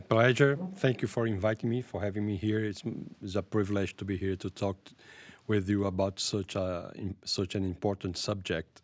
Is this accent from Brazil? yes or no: yes; Brazil; I'm from Brazil. I lived there